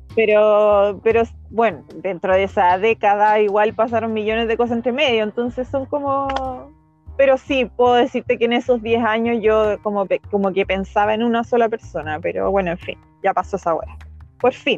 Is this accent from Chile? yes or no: yes; Santiago, Santiago Metropolitan Region, Chile; yo nací acá en Santiago.